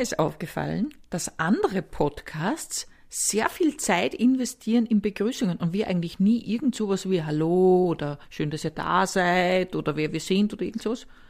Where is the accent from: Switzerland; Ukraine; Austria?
Austria; Upper Austria; moved away; ich komme aus Oberösterreich